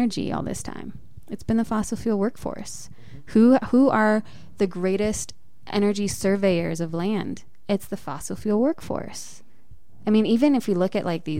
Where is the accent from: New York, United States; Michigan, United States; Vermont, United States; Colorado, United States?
Colorado, United States; Boulder; also born or lived in Denver, Colorado / Adams County, Colorado; I was born in Boulder